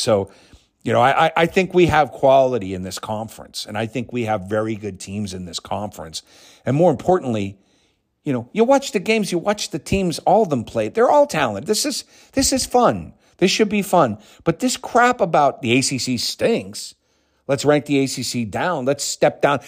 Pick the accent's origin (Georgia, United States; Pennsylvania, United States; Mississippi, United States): Pennsylvania, United States; Pittsburgh; moving back into my hometown where I'd lived till I was nine years old